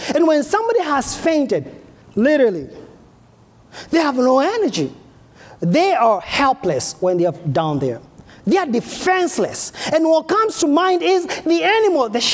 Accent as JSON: {"language": "English", "country": "Kenya", "moved": "yes", "lives_now": "United States", "said": "I'm from Africa, from Kenya"}